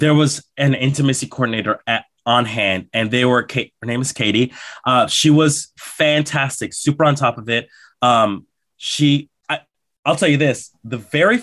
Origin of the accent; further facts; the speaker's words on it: Colombia; moved away; I was born in Colombia, in South America